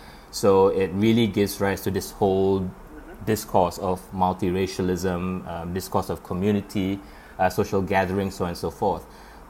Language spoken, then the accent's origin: English; Singapore; as a Singaporean